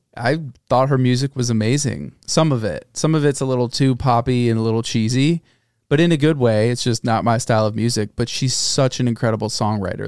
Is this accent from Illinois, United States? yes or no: yes; Chicago, Illinois, United States; I'm from Chicago